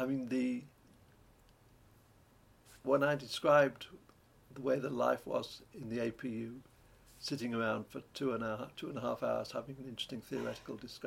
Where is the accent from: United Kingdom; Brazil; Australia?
United Kingdom; Lancashire, North West England; I come from Lancashire, a county that you may have heard of. And this is surrounded by little mountains, the Peak District, the Lake District, North Wales